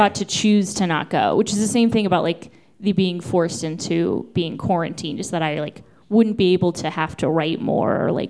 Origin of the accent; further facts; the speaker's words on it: Boise, Idaho, United States; moved away; I grew up in Idaho